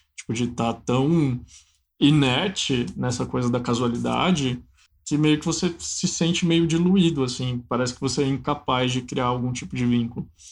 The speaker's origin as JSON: {"language": "Portuguese", "region": "Minas Gerais", "country": "Brazil", "said": "um longa-metragem que foi filmado na, na, região de onde eu sou, que é a Valentina"}